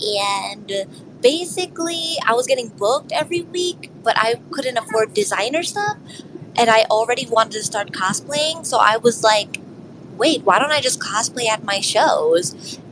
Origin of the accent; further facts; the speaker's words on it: New York City, New York, United States; I'm from New York City